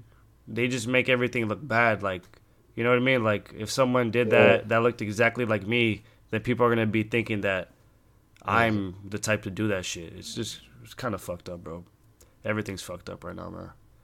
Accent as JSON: {"language": "English", "town": "Hollywood", "region": "California", "country": "United States", "tie": "born there", "said": "I wasn't born, or I was born in Hollywood, but I wasn't, like, raised my, like, Wonder Years in L.A. or whatever."}